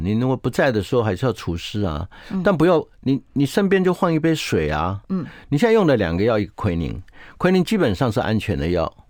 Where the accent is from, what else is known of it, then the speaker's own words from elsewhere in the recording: Taiwan; 我们台湾话